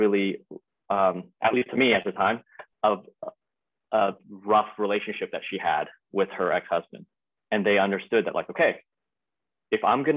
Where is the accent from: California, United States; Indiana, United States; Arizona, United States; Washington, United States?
California, United States; Arcadia; also born or lived in Taiwan; I'm from Arcadia, California